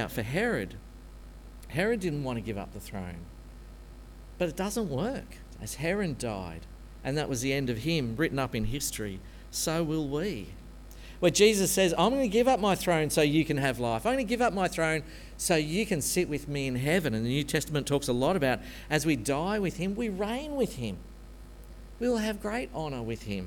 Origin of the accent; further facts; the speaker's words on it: Australia; being an Aussie, born and bred Presbyterian